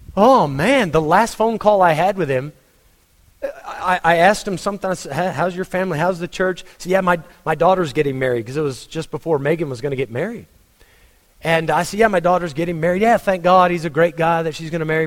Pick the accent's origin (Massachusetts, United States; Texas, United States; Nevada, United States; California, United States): Texas, United States; moved away; I am a Texan. Proud of it.